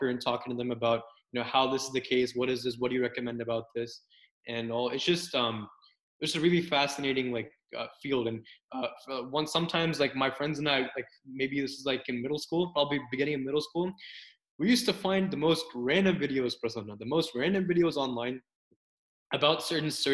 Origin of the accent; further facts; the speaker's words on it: Brentwood, Tennessee, United States; also born or lived in New Jersey / Arizona / Kentucky / Nashville, Tennessee; I'm from Brentwood, Tennessee. Brentwood's basically like a suburb in the greater Nashville area of Tennessee. And I pretty much grew up here as well